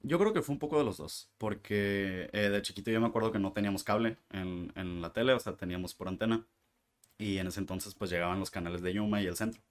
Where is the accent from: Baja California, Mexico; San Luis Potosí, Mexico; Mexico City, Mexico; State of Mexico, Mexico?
Baja California, Mexico; Mexicali; moved away as an adult; now in Tijuana, Mexico; soy de Mexicali